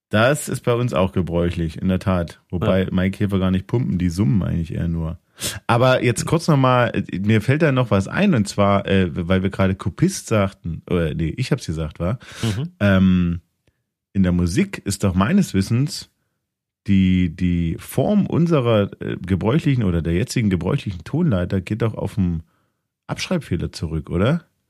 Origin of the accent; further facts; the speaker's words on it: Thuringia, Germany; In dem Teil von Thüringen, wo ich herkomme